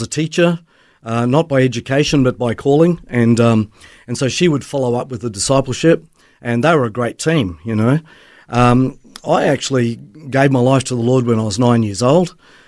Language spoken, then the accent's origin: English; Papua New Guinea; also born or lived in Melbourne, Australia; Well, I was born in Melbourne, but raised in Papua New Guinea. My parents were missionaries there for two decades, and so grew up in the jungle in a missionary family.